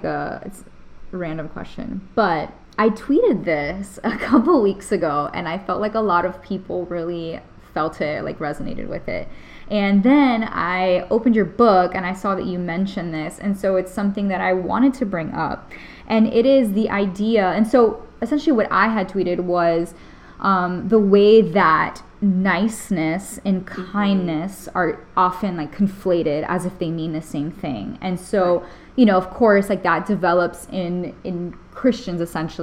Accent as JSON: {"language": "English", "town": "Miami", "region": "Florida", "country": "United States", "tie": "born or raised there", "also_born_or_lived": "the South", "moved": "as an adult", "said": "I grew up in Miami, in a huge city, very, very multicultural"}